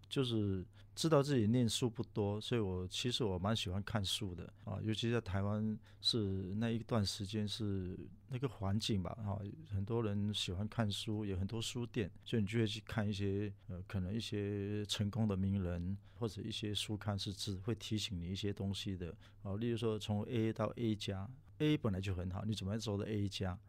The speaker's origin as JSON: {"language": "Chinese", "country": "Singapore", "also_born_or_lived": "Taiwan", "moved": "as an adult", "said": "回来新加坡"}